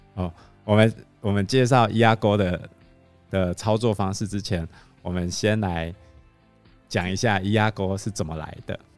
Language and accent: Chinese; Taiwan; 我们台湾人真的很相信这些东西啊